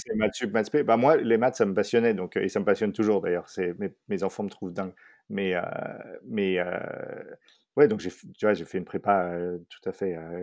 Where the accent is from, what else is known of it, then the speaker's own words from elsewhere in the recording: Paris, Île-de-France, France; moved away as an adult; also born or lived in Dallas, Texas; j'ai grandi surtout à Paris